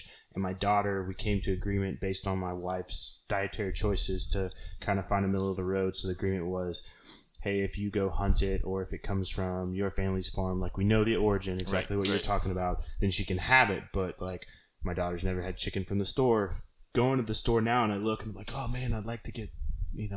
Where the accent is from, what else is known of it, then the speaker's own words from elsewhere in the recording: Oklahoma, United States; now in Key West, United States; Growing up in Oklahoma